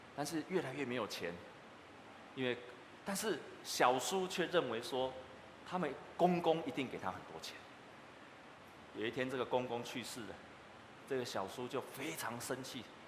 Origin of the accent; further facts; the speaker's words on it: Taiwan; 我们台湾人北部的台湾人